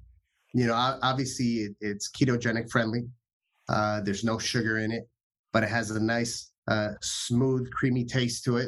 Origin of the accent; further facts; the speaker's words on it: Dominican Republic; I'm from Dominican Republic